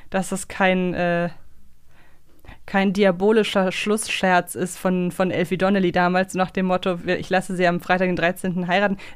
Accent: Hamburg, Germany; als Hamburgerin.

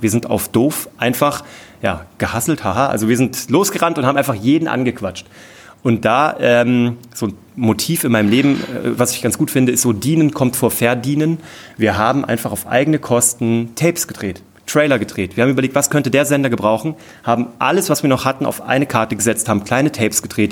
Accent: Kassel, Hesse, Germany; von der Stadt Kassel, wo ich herkomme

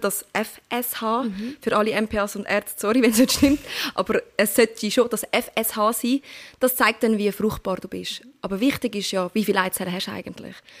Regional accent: Turkey; ich bin Türkin

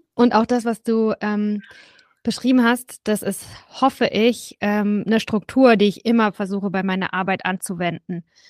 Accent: Southern Germany, Germany; ich bin aufgewachsen in Süddeutschland

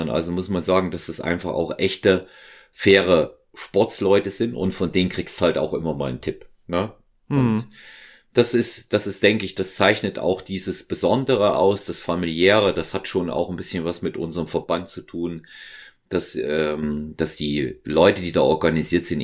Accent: Thuringia, Germany; Ich bin aus Thüringen, er ist ja aus, äh, aus Sachsen

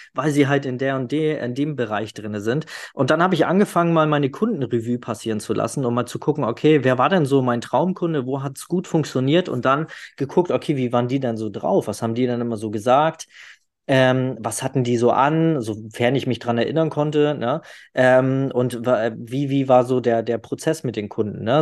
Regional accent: the North, Northern Germany, Germany; ich komme ja aus dem Norden, da sagt man immer schnacken.

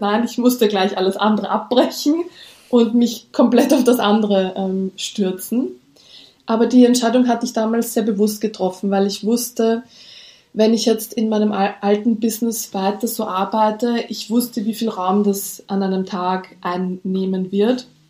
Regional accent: Austria; accent: Austrian; Ich lebe in Österreich, wie man vielleicht an meinem Akzent hört

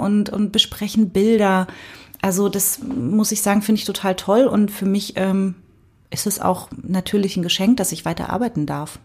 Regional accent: Cottbus, Brandenburg, Germany; ich komme ja aus Cottbus

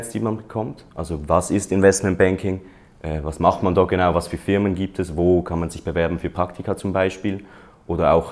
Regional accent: Switzerland; ich komme aus der Schweiz

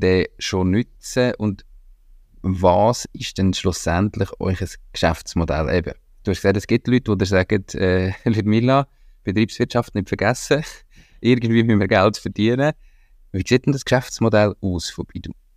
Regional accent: Switzerland; als Schweizer

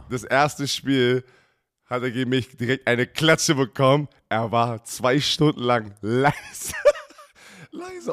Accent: Berlin, Germany; Sami und ich als Berliner

